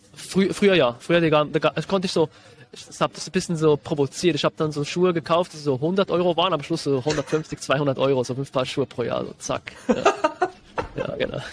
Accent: Switzerland; Ich bin äh, Schweizer. Vielleicht hört man das ein bisschen raus dann später

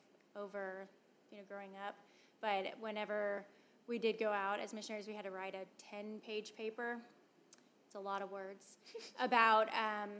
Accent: San Antonio, Texas, United States; I grew up in San Antonio

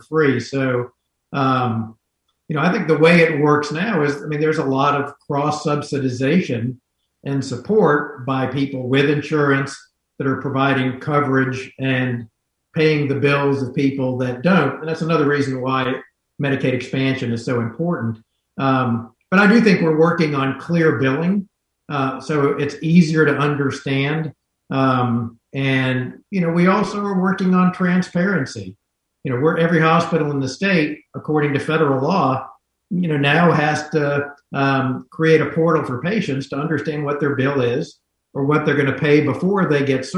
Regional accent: North Carolina, United States; growing up in North Carolina

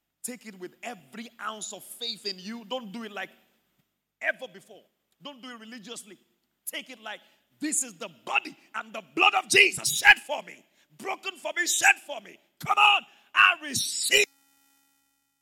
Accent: Ibadan, Oyo, Nigeria; growing up in Mokola

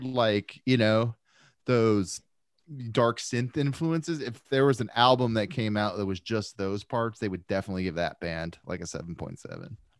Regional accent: United States; As an American

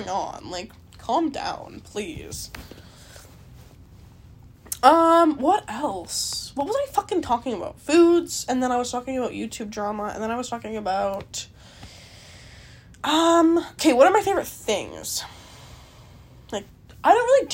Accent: Canada; I'm Canadian

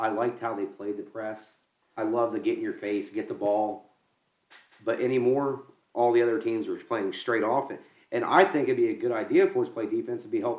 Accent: West Virginia, United States; I'm from West Virginia. I love it here

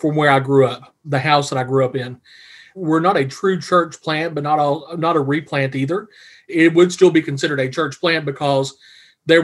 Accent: Pikeville, Kentucky, United States; I believe that God is calling me to plant a church in my hometown

